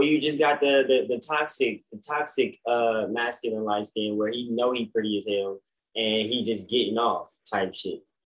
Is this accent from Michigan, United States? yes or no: no; Atlanta, Georgia, United States; And I tell him, I'm like, I'm from Atlanta. And he's like, oh wow, I didn't catch any of the accent.